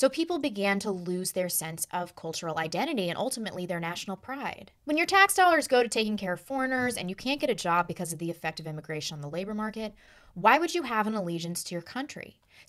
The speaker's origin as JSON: {"language": "English", "country": "United States"}